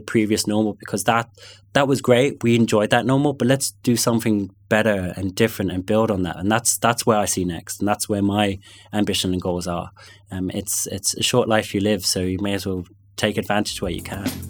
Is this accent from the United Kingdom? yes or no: yes; London, United Kingdom; accent: London; first language English; also born or lived in North Connemara; now in Galway, Ireland; I grew up in London, and it's funny, if I go back to London, I will, I still have those friends from primary school